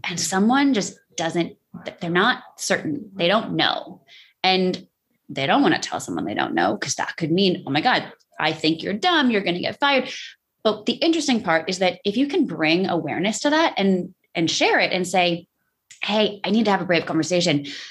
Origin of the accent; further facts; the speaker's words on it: New York, United States; I'm the New Yorker